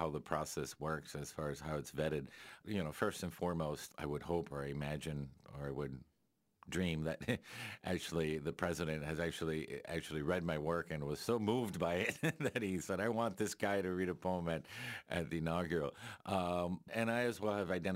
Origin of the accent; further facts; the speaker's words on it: Miami, Florida, United States; also born or lived in Spain / New York; I was born in Spain, and 45 days later, we went to New York and eventually Miami